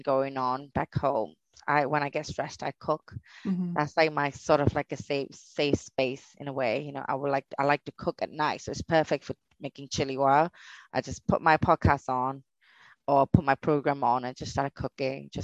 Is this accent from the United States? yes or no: no; Myanmar; moved away; growing up in Burma